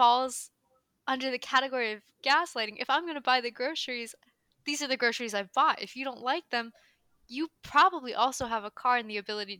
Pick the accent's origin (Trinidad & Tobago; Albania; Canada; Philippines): Philippines; That was a microaggression towards me because I am Filipino.